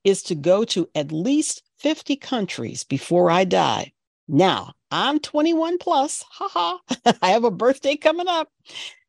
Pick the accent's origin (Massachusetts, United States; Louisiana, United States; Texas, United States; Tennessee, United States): Massachusetts, United States; Boston; my hometown, my area here in Boston